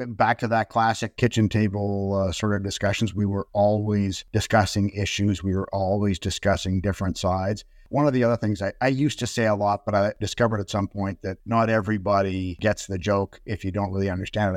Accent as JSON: {"language": "English", "town": "Toronto", "region": "Ontario", "country": "Canada", "tie": "born or raised there", "moved": "as an adult", "lives_now": "Vancouver, Canada", "said": "I was born in Vancouver. We moved to Toronto when I was six months old. I grew up in Toronto."}